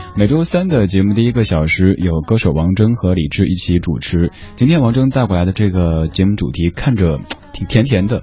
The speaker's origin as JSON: {"language": "Chinese", "region": "Sichuan", "country": "China", "tie": "born or raised there", "moved": "yes", "said": "我四川人嘛"}